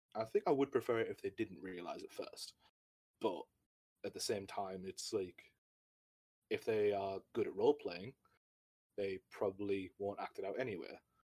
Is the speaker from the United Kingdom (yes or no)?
yes; United Kingdom; I'm a British uh, D and D Twitch streamer